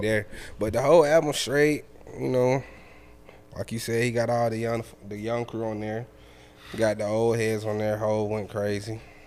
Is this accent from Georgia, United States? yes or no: yes; Atlanta, Georgia, United States; all of us from Atlanta